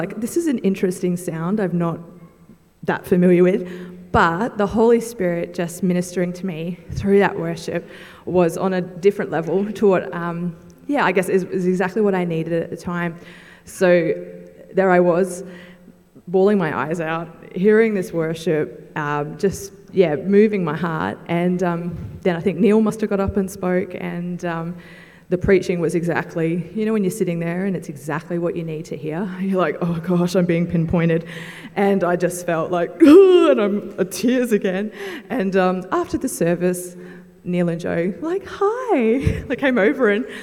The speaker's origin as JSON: {"language": "English", "town": "Darwin", "region": "Northern Territory", "country": "Australia", "tie": "born or raised there", "said": "I grew up in Darwin, so there are so many people that I know"}